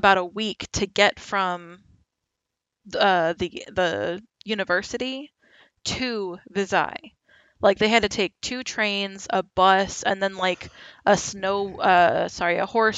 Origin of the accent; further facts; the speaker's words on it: United States; I'm American